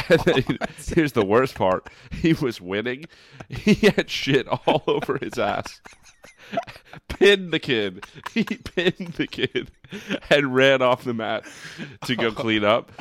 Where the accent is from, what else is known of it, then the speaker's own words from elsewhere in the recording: Brick, New Jersey, United States; I'm from Brick, New Jersey